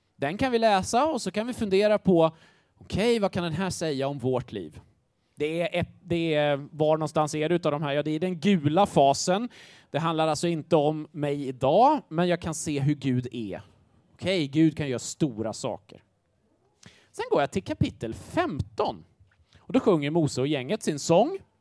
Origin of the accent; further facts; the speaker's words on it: Grängesberg, Dalarna County, Sweden; moved away; Jag kommer från en liten håla som heter Grängesberg